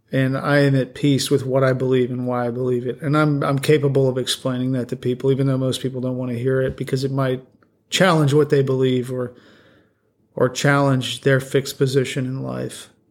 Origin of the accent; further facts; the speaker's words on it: Colorado, United States; I grew up out west in Colorado